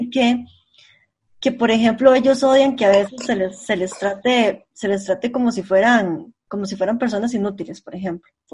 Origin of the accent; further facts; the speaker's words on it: San José, Costa Rica; also born or lived in rural area near Jacó; yo soy del centro de San José, entonces yo siempre estoy súper acostumbrada a caminar rápido